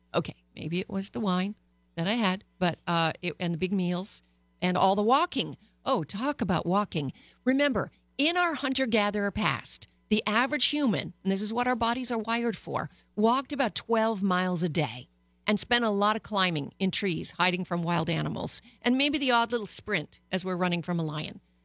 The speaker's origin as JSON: {"language": "English", "country": "Canada", "tie": "born or raised there", "also_born_or_lived": "Paris, France", "moved": "yes", "said": "I was born and bred in Canada"}